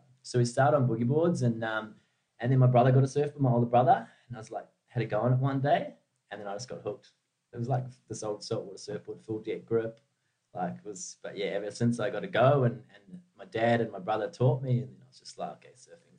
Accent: Mount Maunganui, Bay of Plenty, New Zealand; Mount Maunganui in New Zealand.

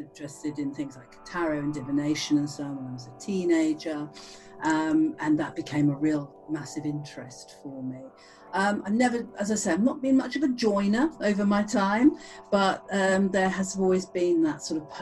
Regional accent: Cheltenham, South West England, United Kingdom; I grew up in Cheltenham, and we have fabulous secondhand bookshops

